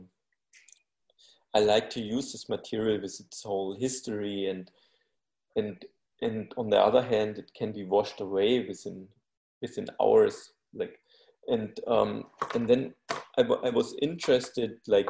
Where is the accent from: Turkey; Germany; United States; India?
Germany; Bavaria; I was born in Bavaria